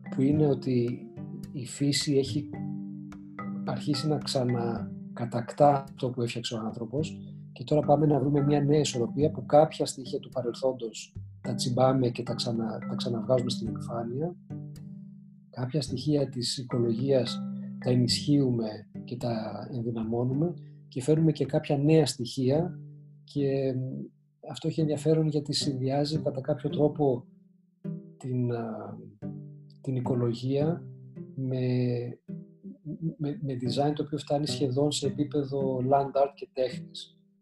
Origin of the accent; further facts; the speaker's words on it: Athens, Attica, Greece; moved away as an adult; also born or lived in United States; μεγάλωσα στην Αθήνα και τα καλοκαίρια μεγάλωσα στην επαρχία